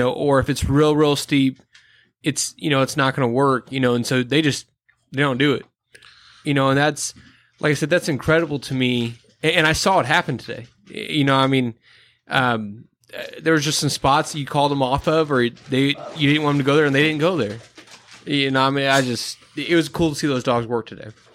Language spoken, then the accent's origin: English; Midwest, United States; I'm a flatlander, I'm from the Midwest